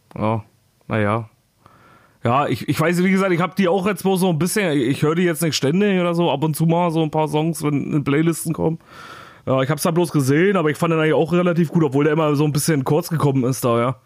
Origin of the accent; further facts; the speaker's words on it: Thuringia, Germany; born or raised there; moved away